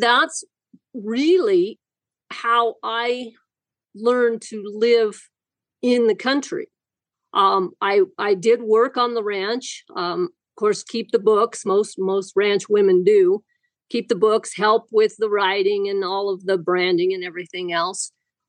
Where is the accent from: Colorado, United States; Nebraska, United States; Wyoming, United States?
Wyoming, United States; Wyoming, raised in Wyoming, and still live in Wyoming. Have never gone anywhere. I was raised on a sheep ranch that was actually about 75 miles west of Casper